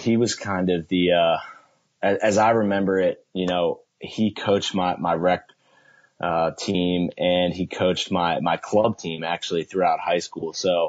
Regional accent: Baltimore, Maryland, United States; now in North Carolina, United States; growing up in Baltimore was important for me because there, you know, lacrosse is such a big deal.

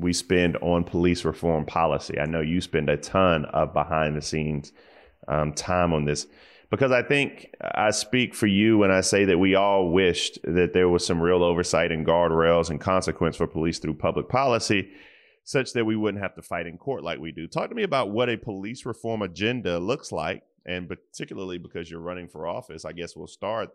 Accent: South Carolina, United States; I'm from South Carolina

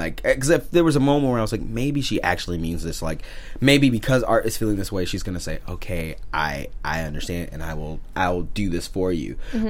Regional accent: Missouri, United States; And I'm from Missouri

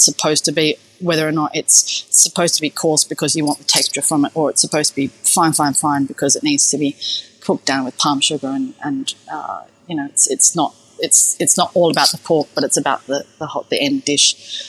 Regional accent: Perth, Western Australia, Australia; There wasn't that much Asian influence where I grew up in Perth, certainly back then.

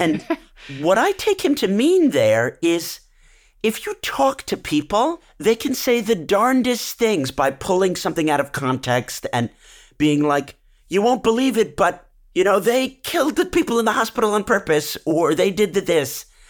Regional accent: United States; proud as an American

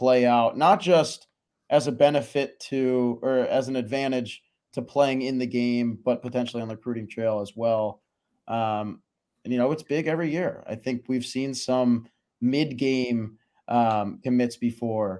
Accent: Chicago, Illinois, United States; moved away; I'm also from Chicago, so I get to go home

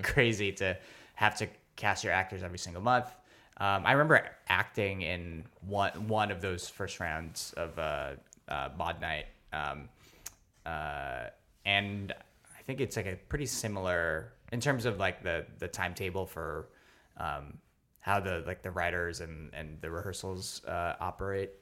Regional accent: New York City, New York, United States; also born or lived in Philippines / Staten Island; I was born in the Philippines, actually, but then I grew up not uh, too far from where we are recording right now. I grew up in Stuyvesant Town.

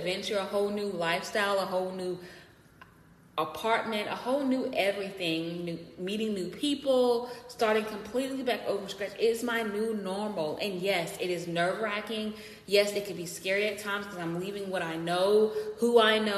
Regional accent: United States; being American, what I love about living in this society and in my community

